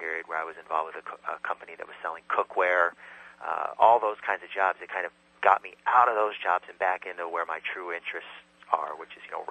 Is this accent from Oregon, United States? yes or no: no; California, United States; moved away as an adult; also born or lived in Illinois / San Francisco / New York; now in Brooklyn, United States; I was born in Illinois, but I grew up in California.